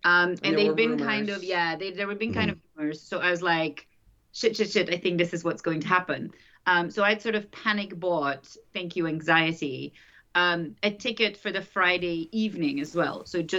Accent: Flanders, Belgium; also born or lived in Paris, France; now in St Albans, United Kingdom; And I'm from Belgium. I'm from Flanders, and I'm a naturalized U.S. citizen since 2 years.

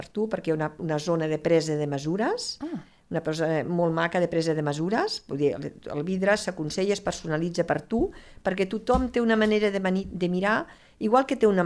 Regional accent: Lleida, Catalonia, Spain; som de Lleida, estem a Lleida

